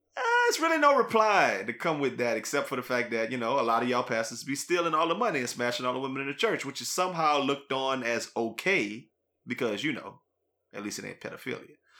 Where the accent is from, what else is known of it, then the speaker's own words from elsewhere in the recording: New Iberia, Louisiana, United States; we grew up in New Iberia where it's like uh, 50 50 black Catholics to black Baptists